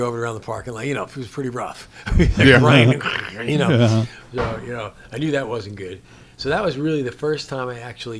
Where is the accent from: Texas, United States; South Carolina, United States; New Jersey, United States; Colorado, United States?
New Jersey, United States; accent: New Jersey; moved away; I grew up in New Jersey